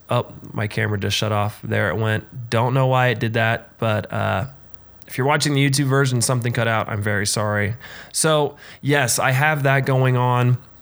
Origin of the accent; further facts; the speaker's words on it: Frankfort, Indiana, United States; moved away; going back home to Frankfort, Indiana